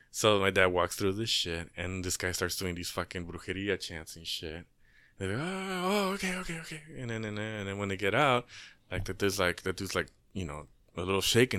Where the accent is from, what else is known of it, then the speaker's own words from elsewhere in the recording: Inglewood, California, United States; I grew up in Inglewood